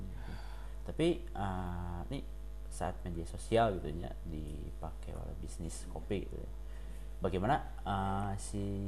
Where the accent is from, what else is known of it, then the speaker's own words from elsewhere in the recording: Pangalengan, West Java, Indonesia; semua tinggal di Pengalengan, kota kelahiran saya